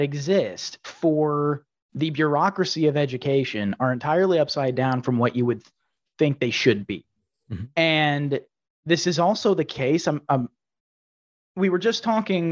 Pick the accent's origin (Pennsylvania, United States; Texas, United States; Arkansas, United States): Texas, United States; I grew up in Texas